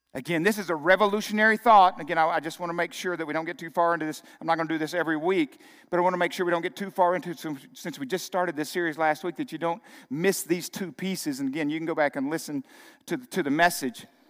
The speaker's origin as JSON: {"language": "English", "region": "Arkansas", "country": "United States", "tie": "born or raised there", "moved": "as an adult", "said": "growing up in Arkansas"}